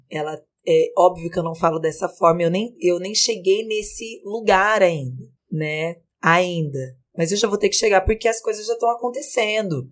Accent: Vale do Paraíba, São Paulo, Brazil; eu sou do interior, eu sou do Vale do Paraíba. E eu tava, a minha família é de São José dos Campos.

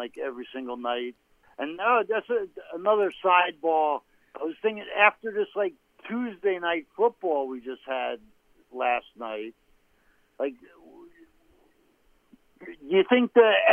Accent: Glen Ridge, New Jersey, United States; also born or lived in Bloomfield, New Jersey; now in Norrköping, Sweden; Grew up in Glen Ridge, New Jersey. Went to high school in Bloomfield

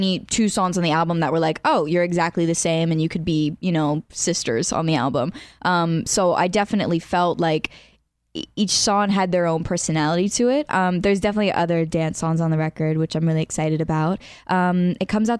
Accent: Allentown, Pennsylvania, United States; moved away; I'm from Pennsylvania

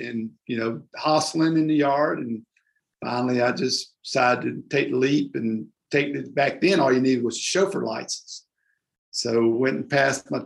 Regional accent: Frisco City, Alabama, United States; I grew up in a little small town in Alabama, Frisco City, Alabama

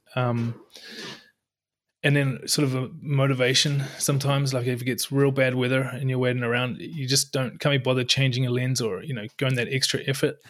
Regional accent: New Zealand; moved away as an adult; also born or lived in Europe; now in Norway; I'm from New Zealand, but lived in Europe, I don't know, close to ten years now and found our way to Norway

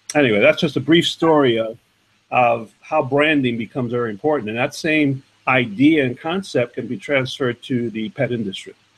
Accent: New York City, New York, United States; I grew up in the in the uh, borough of Manhattan, New York, on what is called the Lower East Side today

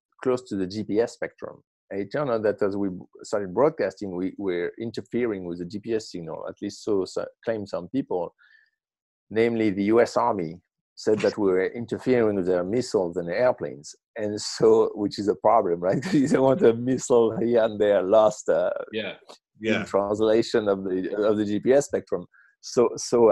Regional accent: Marseille, Provence-Alpes-Côte d'Azur, France; now in Brooklyn, United States; I grew up in Marseille.

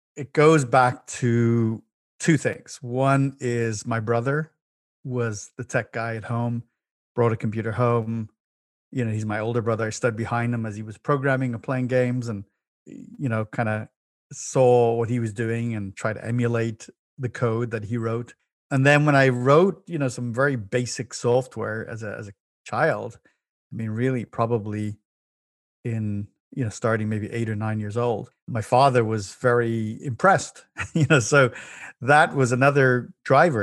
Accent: Dublin, Leinster, Ireland; moved away as an adult; now in United States; As born in the big city of Dublin City, in Ireland, and I, I, uh, had an amazing childhood there in youth, and in my twenties, I moved to the U S

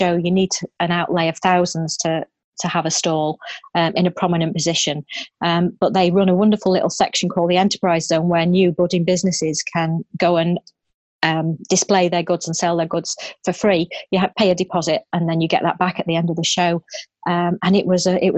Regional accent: Manchester, North West England, United Kingdom; moved away as an adult; now in Staffordshire, United Kingdom; I'm originally from Manchester, but I've been based in the heart of rural Staffordshire for the last 28 years.

